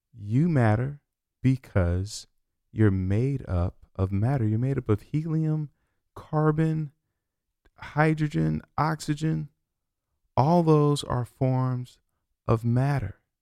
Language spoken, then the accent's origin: English; Chicago, Illinois, United States; moved away; I'm from Chicago